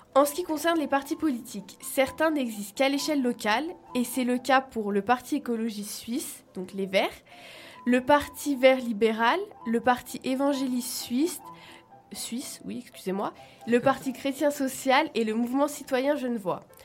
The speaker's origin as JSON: {"language": "French", "country": "France", "moved": "yes", "lives_now": "Switzerland", "said": "en tant que petite française"}